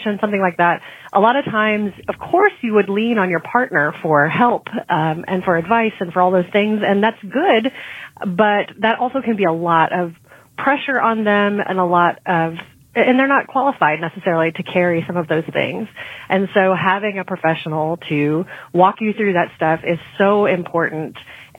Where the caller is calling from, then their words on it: Durham, North Carolina, United States; Hey, Kim and Penn … I'm from Durham, North Carolina